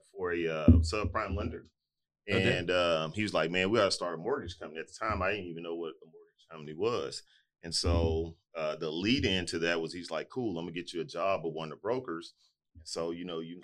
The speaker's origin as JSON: {"language": "English", "town": "Houston", "region": "Texas", "country": "United States", "tie": "born or raised there", "said": "So we ultimately moved to our house that we moved in that I grew up in Fifth Ward"}